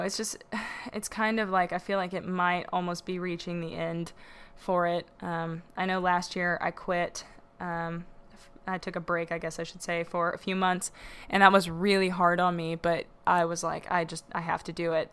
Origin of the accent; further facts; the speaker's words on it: the South, United States; growing up in the South